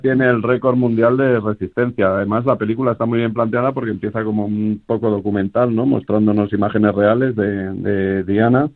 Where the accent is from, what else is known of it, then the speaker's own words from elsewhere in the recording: Castilla-La Mancha, Spain; Los dos somos castellano-manchegos